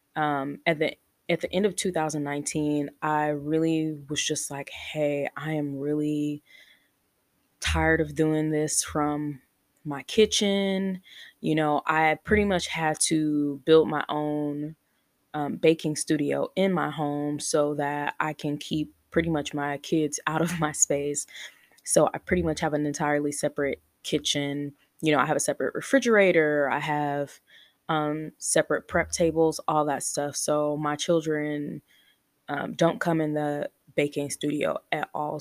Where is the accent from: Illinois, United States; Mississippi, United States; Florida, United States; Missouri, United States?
Illinois, United States; Chicago; now in Texas, United States; we currently live in Texas. We're originally from Chicago, but we currently live in Texas